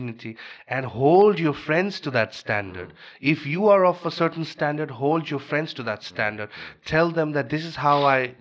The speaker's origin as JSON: {"language": "English", "country": "Bangladesh", "moved": "yes", "said": "I'm from Bangladesh."}